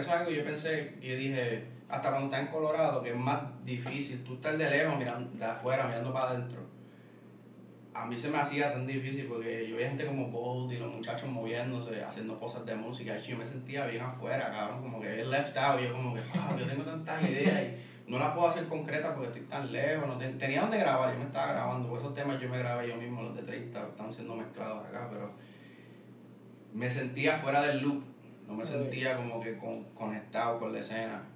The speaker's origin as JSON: {"language": "Spanish", "town": "San Juan", "country": "Puerto Rico", "also_born_or_lived": "Wisconsin, United States", "said": "soy de Caimito, y eso me gusta decirlo mucho de Caimito, Caimito, de Caimito, de donde soy, mi familia está ahí"}